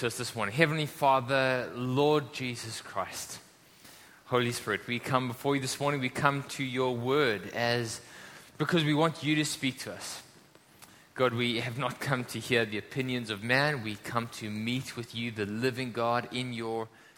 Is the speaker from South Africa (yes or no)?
yes; South Africa; now in Hong Kong; we come from South Africa